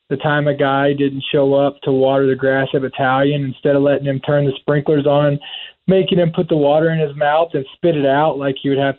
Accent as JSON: {"language": "English", "region": "Kentucky", "country": "United States", "tie": "born or raised there", "said": "I grew up in Kentucky. I grew up in a small town, on a farm"}